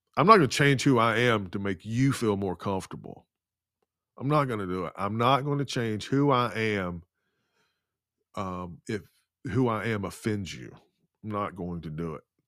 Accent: the Bible Belt, United States; being born and raised in the Bible Belt and now living in the capital city of the Bible Belt

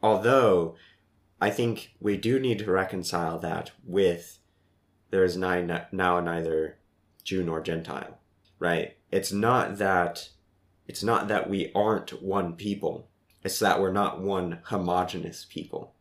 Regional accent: Midwest, United States; moved away as an adult; also born or lived in Columbia; growing up in the Midwest

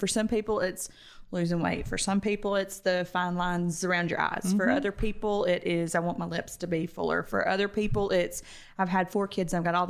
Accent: Roswell, United States; growing up in Roswell, spas and Botox and those kind of treatments were pretty commonplace.

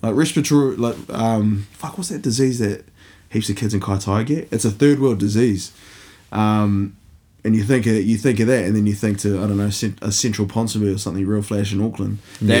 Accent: India; But I think, yeah, my sort of view of class came from growing up in India

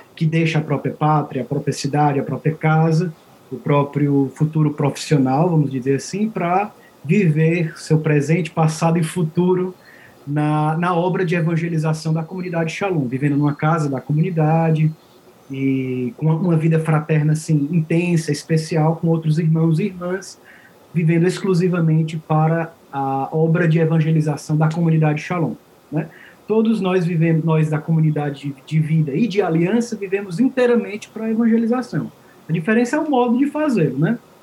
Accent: Fortaleza, Ceará, Brazil; moved away as an adult; also born or lived in Italy; Eu sou natural de Fortaleza, no Ceará, no Brasil

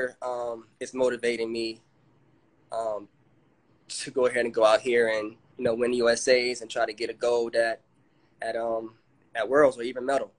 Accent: Fort Lauderdale, Florida, United States; I grew up in Fort Lauderdale, Florida

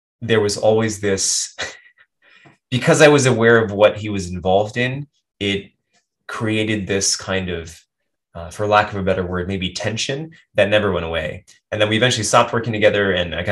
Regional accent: United States; moved away as an adult; now in Japan; I'm very American

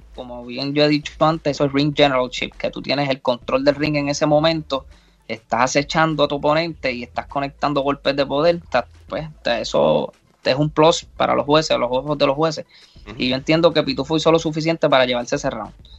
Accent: Puerto Rico

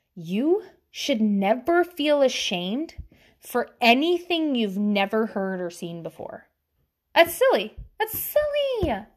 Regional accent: the South, United States; accent: Southern

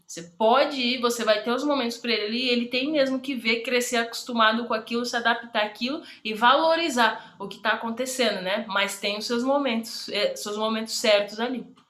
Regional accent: Brazil; Eu cresci na Bela Vista

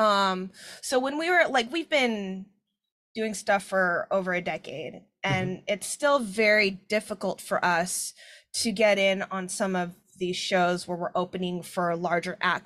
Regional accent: Seattle, Washington, United States; I'm from Rainier Beach, like Skyway, Bryn Mawr area

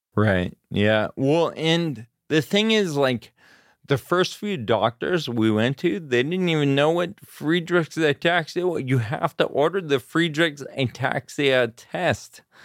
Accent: Grass Valley, California, United States; also born or lived in Auburn, California / Sacramento, California; I was born in Auburn, California, and I grew up in the foothills in California, Grass Valley

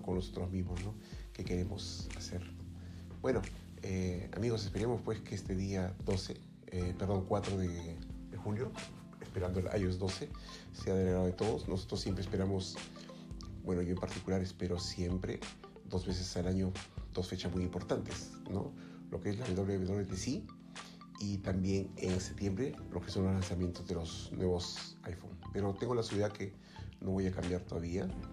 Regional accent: Lima, Peru; como se dice en mi país, en Lima

